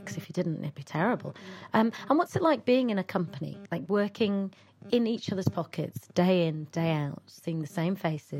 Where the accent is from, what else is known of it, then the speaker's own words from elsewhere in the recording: Bradford, Yorkshire and the Humber, United Kingdom; also born or lived in Leeds; I'm from Bradford, but I went to Leeds Uni, so I was here for a long time.